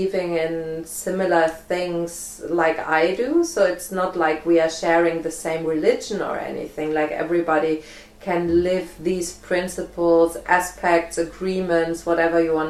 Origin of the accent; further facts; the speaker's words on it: Germany; moved away as an adult; also born or lived in Isle of Arran, Scotland; now in Findhorn, United Kingdom; I'm from Germany.